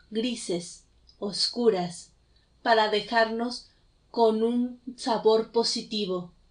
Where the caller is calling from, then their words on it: Mexico City, Mexico; desde la Ciudad de México